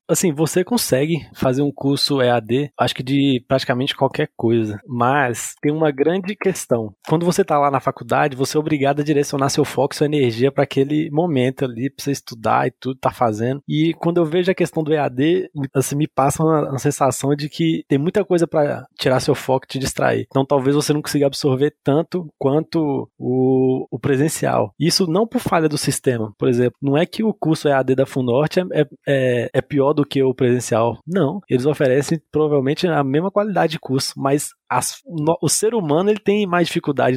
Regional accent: Montes Claros, Minas Gerais, Brazil; moved away as an adult; now in Brasília, Brazil; eu me vi em Montes Claros sem, sem oportunidade, sem pra onde ir

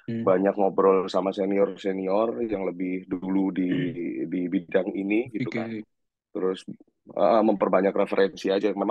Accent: Surabaya, East Java, Indonesia; iya iya iya iya aku lahir dan besar di Surabaya

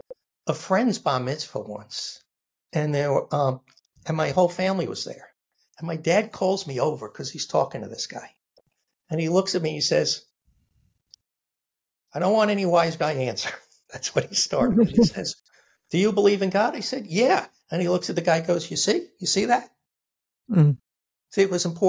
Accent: Massapequa, New York, United States; born or raised there; moved away; also born or lived in Brooklyn, New York

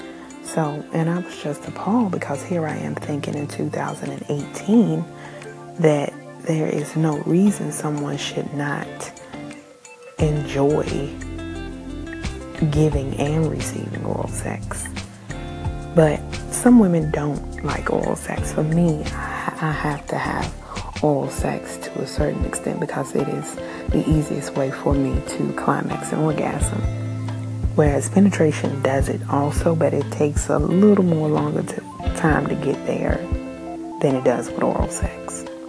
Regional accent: New Zealand; And again, I am Kiwi.

